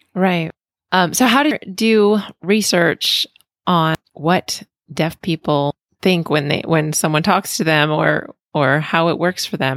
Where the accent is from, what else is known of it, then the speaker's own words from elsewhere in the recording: Pennsylvania, United States; I'm from Pennsylvania